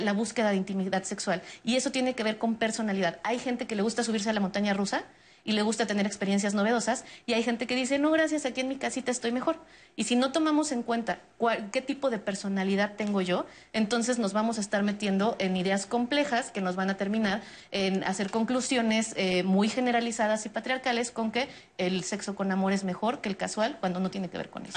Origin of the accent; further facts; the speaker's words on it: Mexico; una cultura como la mexicana, donde no sabemos decir no